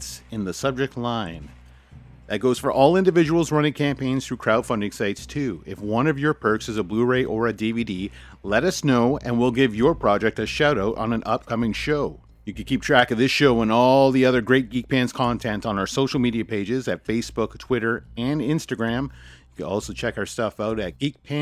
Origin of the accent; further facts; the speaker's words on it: Canada; as a Canadian